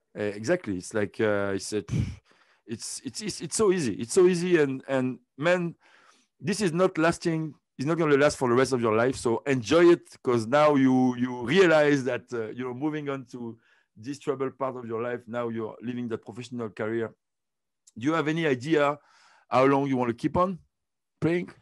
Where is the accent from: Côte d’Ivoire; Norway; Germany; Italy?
Côte d’Ivoire; moved away; also born or lived in France; I was born in Ivory Coast, and I started to swim there